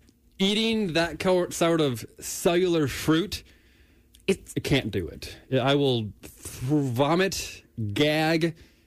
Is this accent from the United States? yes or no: yes; Midwest, United States; I'm from the Midwest.